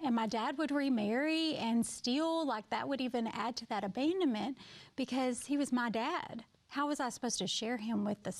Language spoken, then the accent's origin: English; Kirby, Arkansas, United States; Yeah, so I grew up in a very small town called Kirby, Arkansas. There were 32 in my graduating class. So super small.